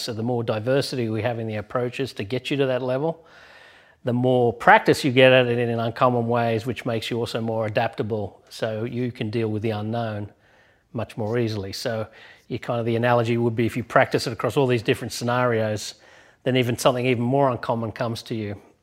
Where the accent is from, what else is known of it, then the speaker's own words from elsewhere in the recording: Australia; moved away; my home country in Australia